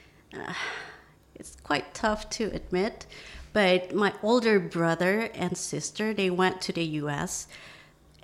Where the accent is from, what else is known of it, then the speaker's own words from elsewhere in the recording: Indonesia; moved away as an adult; also born or lived in Arkansas, United States / Louisiana, United States; now in Phuket, Thailand; growing up in Indonesia